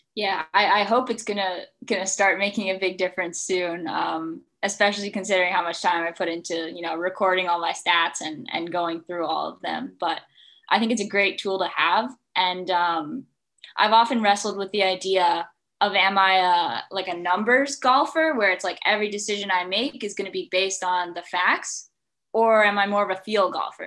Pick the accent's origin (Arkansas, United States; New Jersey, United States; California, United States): New Jersey, United States; Watchung; I'm from New Jersey. Uh, I lived in Watchung, um, and I started playing golf uh, when I was five years old